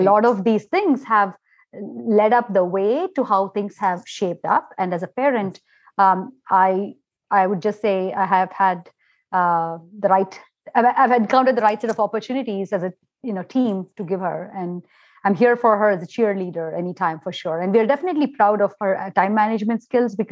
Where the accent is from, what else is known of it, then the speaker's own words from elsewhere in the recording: India; moved away; growing up in India, we truly had that support system.